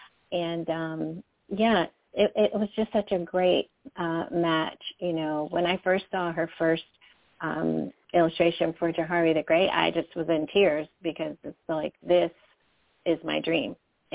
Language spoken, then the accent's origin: English; Michigan, United States; And I am from Michigan. I'm in the Detroit metro area.